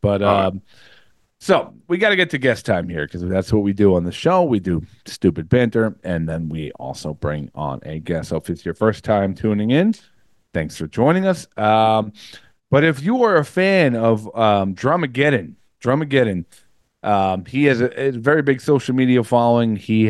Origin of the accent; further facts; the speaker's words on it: Woodbridge, New Jersey, United States; also born or lived in Rockaway; now in Denville, United States; I used to live in Rockaway. I grew up in Woodbridge, but made my way up here, and now I'm in Indian Lake over here in Denville.